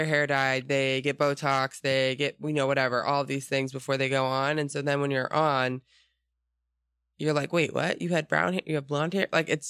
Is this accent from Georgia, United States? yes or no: yes; Atlanta, Georgia, United States; born there; I was born in Atlanta, Georgia.